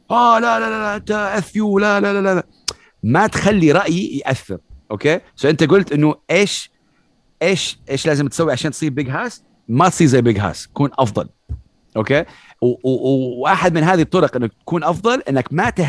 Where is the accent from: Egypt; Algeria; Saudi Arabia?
Saudi Arabia; ربيت في السعوديه تعلمت ثقافه الهيب هوب شويه ليت 2007